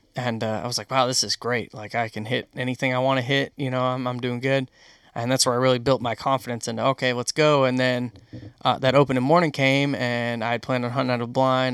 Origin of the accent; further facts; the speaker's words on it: Western New York, United States; moved away; I grew up in New York, Western New York